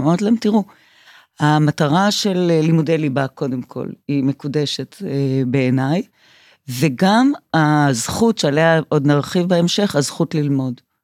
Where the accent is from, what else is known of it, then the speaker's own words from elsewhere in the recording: Revivim, Southern District, Israel; now in Tel Aviv, Israel; אני נולדתי בקיבוץ רביבים